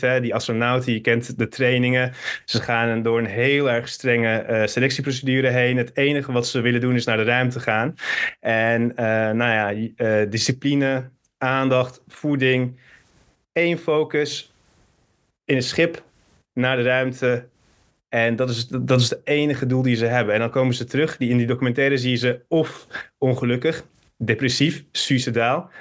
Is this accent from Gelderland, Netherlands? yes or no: no; Hilversum, North Holland, Netherlands; also born or lived in Turkey; geboren in Hilversum. Van mijn 7 tot mijn 11 ben ik naar Turkije gegaan